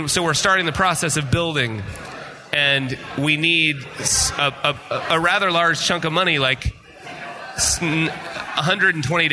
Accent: Utah, United States; also born or lived in Las Vegas / Park City, Utah; I was from Utah

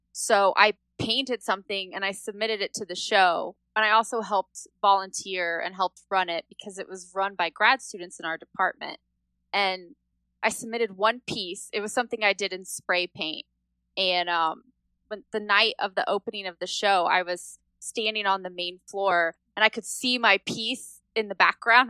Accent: Indiana, United States; I grew up in Indiana on a farm

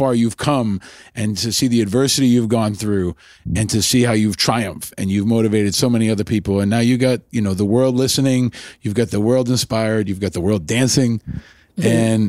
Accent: New York, United States; I grew up in New York, of course.

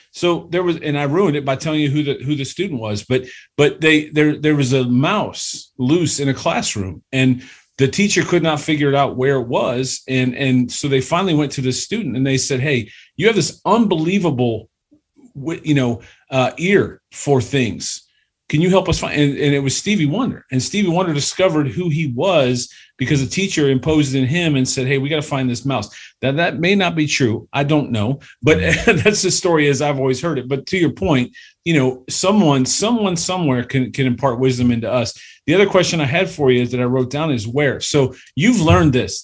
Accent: Cleveland, Ohio, United States; we're both from Cleveland. Shout out two one six

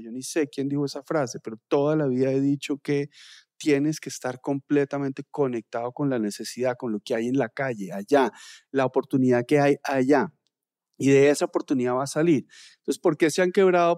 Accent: Colombia; en Colombia somos unos tesos

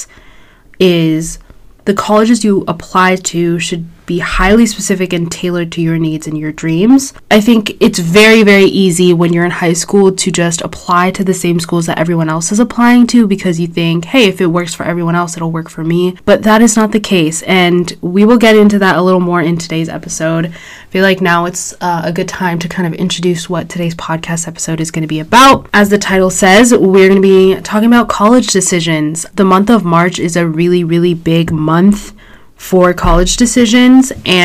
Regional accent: Orange County, California, United States; I'm from Orange County, so I toured schools kind of around me

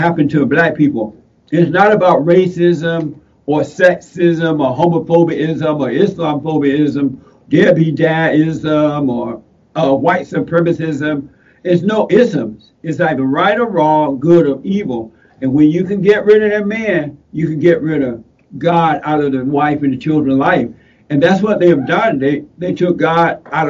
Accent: Alabama, United States; When I was growing up in Alabama, I grew up in Alabama on a plantation down in Alabama. I was born there

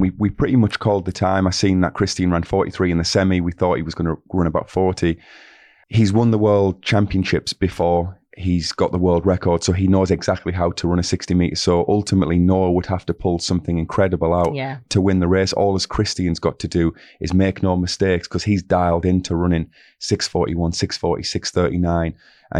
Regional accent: Middlesbrough, North East England, United Kingdom; accent: northeast, Middlesbrough; I've got a very unique accent from the northeast, Middlesbrough. So I would say Christian.

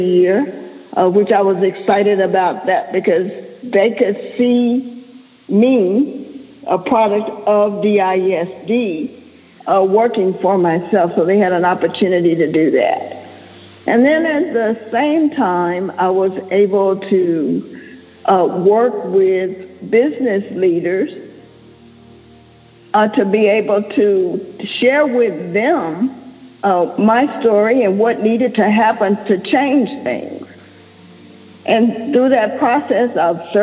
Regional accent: Dallas, Texas, United States; I grew up in Dallas

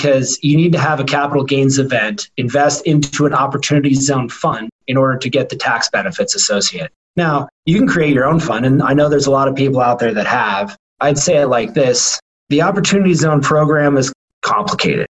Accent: Portland, Oregon, United States; moved away; also born or lived in Washington; I grew up in Portland, Oregon

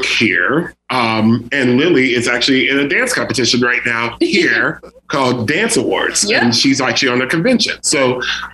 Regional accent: Jamaica; me being a Jamaican man

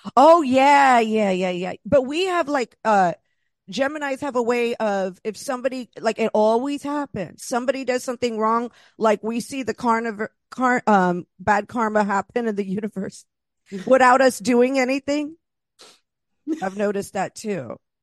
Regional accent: East Coast, United States; also born or lived in Los Angeles; now in Queens, United States; I'm originally from the East Coast

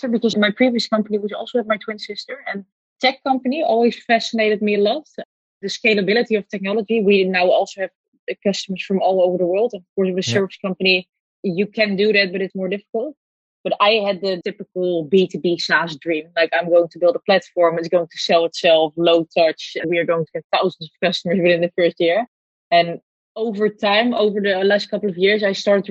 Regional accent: Netherlands; I was born in the Netherlands

